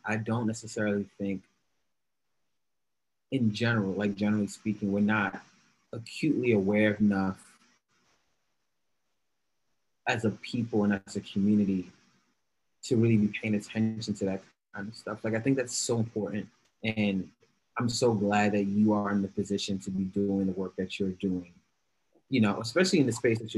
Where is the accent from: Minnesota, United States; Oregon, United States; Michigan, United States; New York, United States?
New York, United States; New York City; also born or lived in Brooklyn, New York; I'm in Brooklyn. I'm originally from the Bronx, but right now, based out in Bed-Stuy